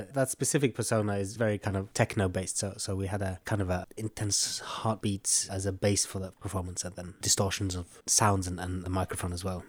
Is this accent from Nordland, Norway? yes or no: yes; Bodø, Nordland, Norway; I was invited to be artist for a, a jazz festival in my hometown in this beautiful gallery called Bodøgård